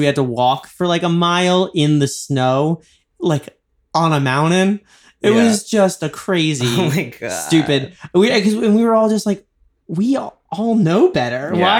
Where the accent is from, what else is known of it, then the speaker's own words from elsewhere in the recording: New York, United States; now in Los Angeles, United States; I'm from New York.